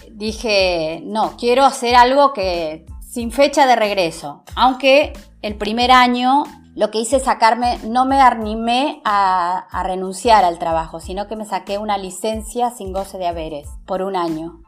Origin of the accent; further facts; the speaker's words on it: Santa Rosa, La Pampa, Argentina; de dónde sos, de la Argentina, ah, de Buenos Aires o de Córdoba. No, de La Pampa